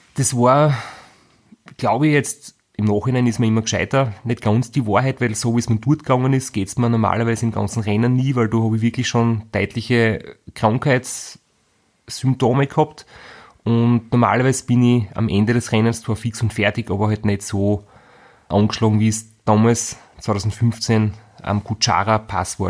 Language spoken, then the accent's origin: German; Graz, Styria, Austria; Wir sind beide aus Graz